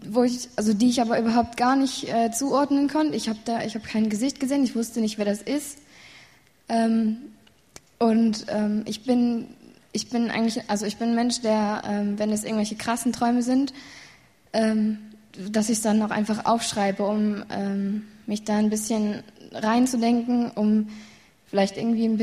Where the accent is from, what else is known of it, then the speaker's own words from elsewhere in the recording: Siegen, North Rhine-Westphalia, Germany; Aus Siegen.